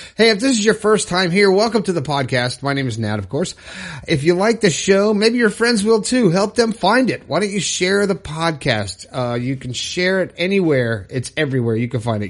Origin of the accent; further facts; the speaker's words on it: Fort Lauderdale, Florida, United States; Orlando, Florida, my home state. I'm from Fort Lauderdale.